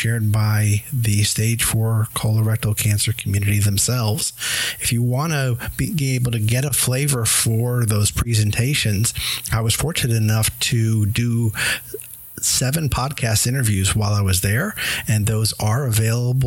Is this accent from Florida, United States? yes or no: yes; Tampa, Florida, United States; my hometown, Tampa, Florida